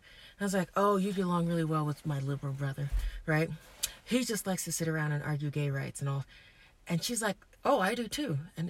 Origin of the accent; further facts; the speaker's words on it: Brooklyn, New York, United States; Okay, and I'm from Brooklyn.